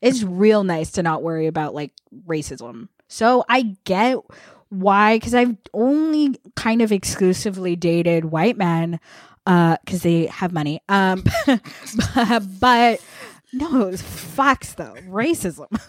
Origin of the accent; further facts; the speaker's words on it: Vermont, United States; I grew up in Vermont